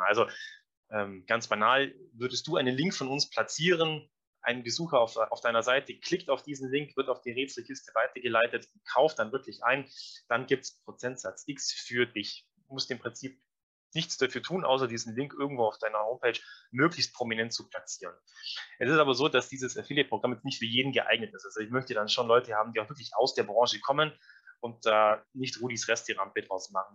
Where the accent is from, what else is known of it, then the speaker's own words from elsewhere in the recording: Allgäu, Bavaria, Germany; Jetzt sind wir aus dem Allgäu, relativ ländliche Gegend